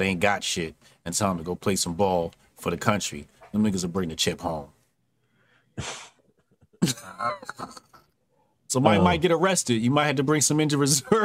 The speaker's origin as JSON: {"language": "English", "country": "United States", "said": "I'm an American."}